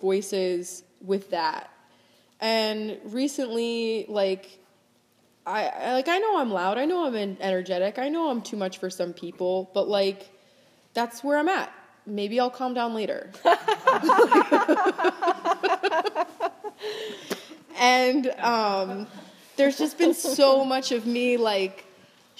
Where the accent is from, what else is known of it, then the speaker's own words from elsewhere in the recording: Florida, United States; moved away as an adult; also born or lived in Hawaii / France; now in New York, United States; We grew up in Florida